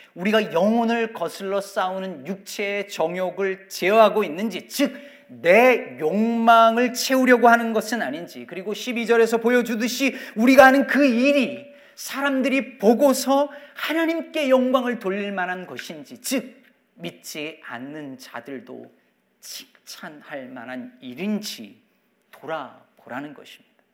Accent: South Korea; moved away as an adult; now in United States; 제가 여전히 한국 사람이라는 것을 계속 알고 기억하고 있었던 거죠

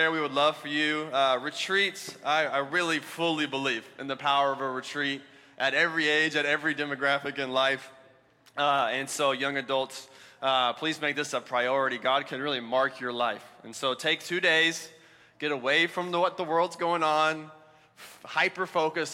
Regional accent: Alabama, United States; moved away; I'm from Alabama

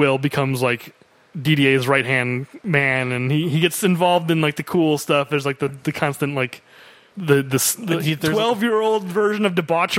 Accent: United States; As an American

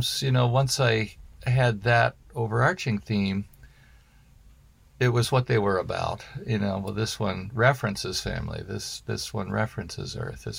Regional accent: Portland, United States; Portland, and, you know, my hometown.

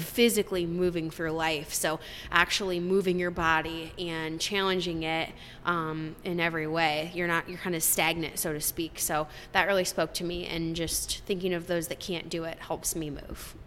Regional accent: Marengo, Iowa, United States; also born or lived in Cedar Rapids, Iowa; We grew up in Marengo, Iowa

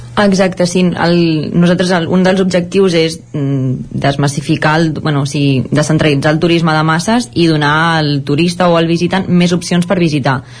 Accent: La Garriga, Catalonia, Spain; nosaltres som de la Garriga

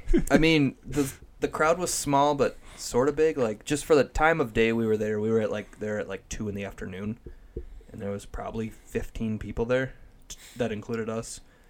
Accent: Iowa, United States; Basically, I'm like, no, I'm from Iowa.

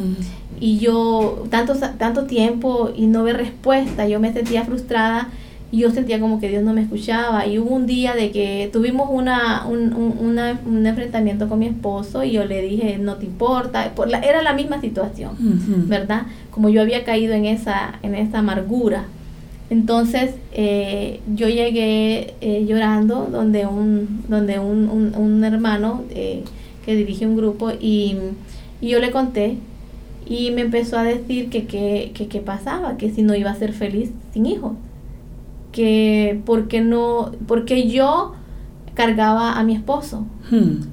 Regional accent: La Ceiba, Atlántida, Honduras; soy de La Ceiba, eh, Atlántida, la costa de Honduras

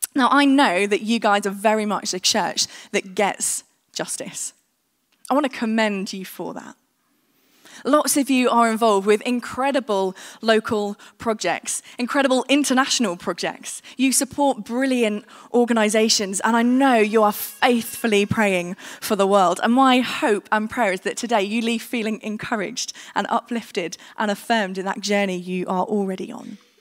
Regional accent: United Kingdom; we, as the British

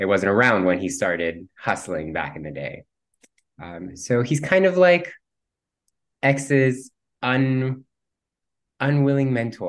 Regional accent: Cuba; first language Spanish; English is a second language; the fact that I'm Cuban. So my first language was Spanish

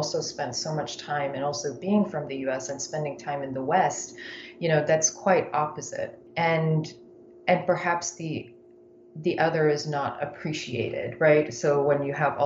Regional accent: Yemen; moved away; also born or lived in United States; I grew up in Yemen

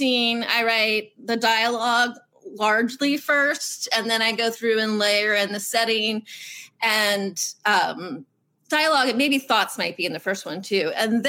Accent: Virginia Beach, Virginia, United States; I grew up in Virginia Beach, which is a naval town.

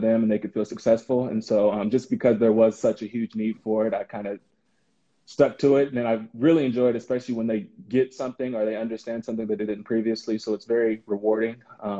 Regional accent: Oklahoma City, Oklahoma, United States; moved away as an adult; also born or lived in Ames, Iowa; now in Chicago, United States; I'm originally from Oklahoma City. I went to school at Edmond North.

